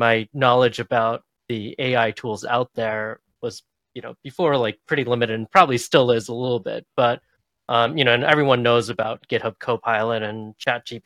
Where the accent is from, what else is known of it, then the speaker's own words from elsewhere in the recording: Boston, Massachusetts, United States; I grew up in the Boston area and I'm still here